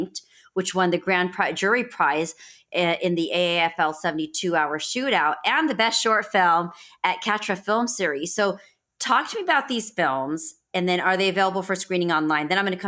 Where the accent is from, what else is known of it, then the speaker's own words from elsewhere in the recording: India; I'm being Indian, being South Asian